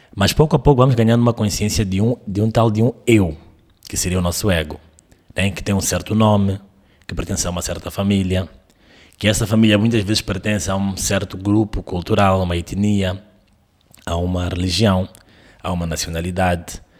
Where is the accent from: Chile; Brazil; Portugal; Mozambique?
Mozambique; que eu entendo que sou eu, de Moçambique, desta certa idade